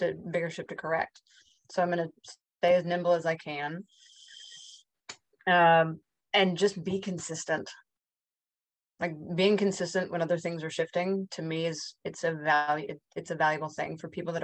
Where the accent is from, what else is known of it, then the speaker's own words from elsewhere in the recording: Park City, Utah, United States; I grew up in Park City above Salt Lake City